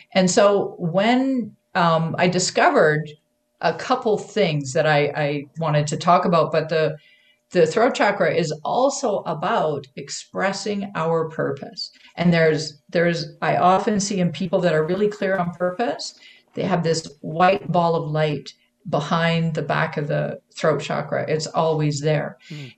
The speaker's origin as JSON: {"language": "English", "country": "Canada", "moved": "yes", "lives_now": "United States", "said": "I'm a Canadian. I'm I am living in the U.S., but I'm a Canadian."}